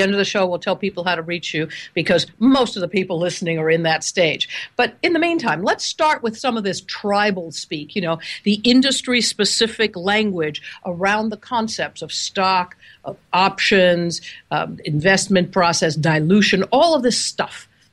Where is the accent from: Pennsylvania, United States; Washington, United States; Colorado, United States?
Washington, United States; Seattle; I'm calling you from, oh, Seattle, Washington. Isn't that amazing? my hometown.